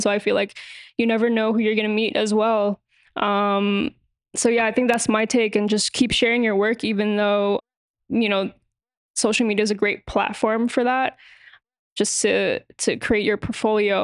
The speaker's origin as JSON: {"language": "English", "town": "New York City", "region": "New York", "country": "United States", "tie": "born or raised there", "said": "born and raised in New York City"}